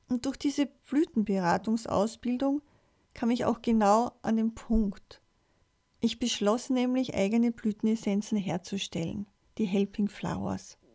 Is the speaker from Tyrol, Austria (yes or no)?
no; Vienna, Austria; Ich bin am 25. April 1963 geboren und in Wien aufgewachsen. Mit meinen Eltern und meinen zwei Schwestern habe ich in einer Wohnung gewohnt, in Wien, direkt an einem Kirchenplatz